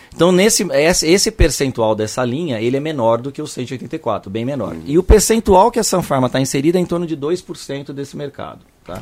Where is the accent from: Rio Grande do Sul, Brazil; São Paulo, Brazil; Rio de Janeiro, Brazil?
São Paulo, Brazil; vem do bairro de Santana, que é o bairro que eu nasci. Eu sou de São Paulo.